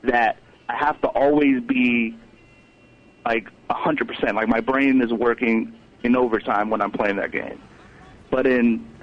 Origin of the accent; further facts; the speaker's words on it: Maryland, United States; I come from Maryland